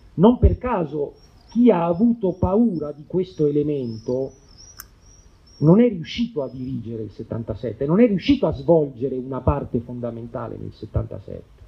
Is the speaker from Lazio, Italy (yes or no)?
yes; Rome, Lazio, Italy; io ricordo uno sciopero nella scuola media inferiore del mio quartiere, io vengo da Torre Spaccata